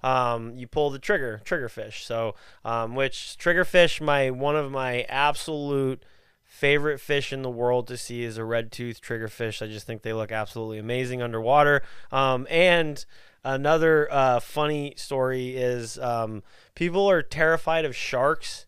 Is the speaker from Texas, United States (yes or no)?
yes; Texas, United States; we're from Texas